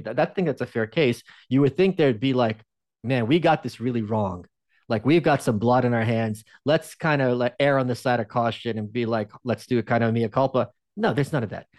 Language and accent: English; New York, United States; moved away as an adult; now in Austin, United States; I'm still a New Yorker, but I, I live in Austin